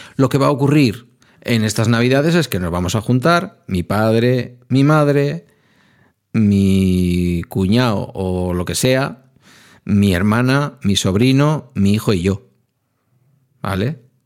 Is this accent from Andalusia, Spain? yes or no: no; Basque Country, Spain; somos también un pueblo